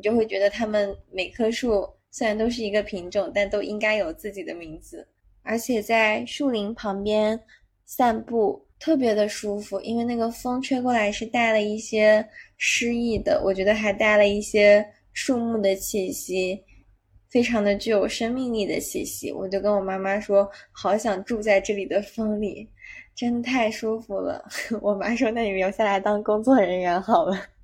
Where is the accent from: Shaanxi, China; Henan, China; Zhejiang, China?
Zhejiang, China; “你是从哪里来的？”我说：“从浙江。”